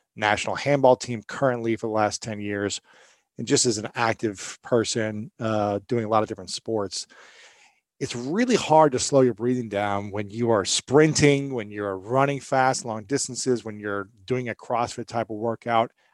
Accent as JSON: {"language": "English", "region": "Ohio", "country": "United States", "said": "I'm from Ohio"}